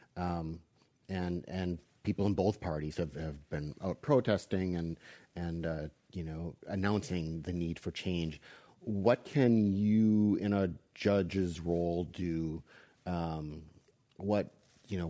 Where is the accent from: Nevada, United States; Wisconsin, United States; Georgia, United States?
Wisconsin, United States; moved away; my home state where I grew up was Wisconsin